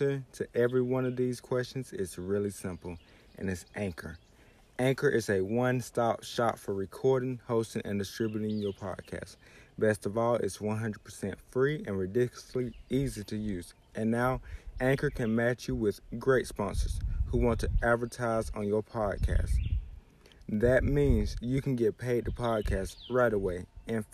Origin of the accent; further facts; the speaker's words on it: South Carolina, United States; my home state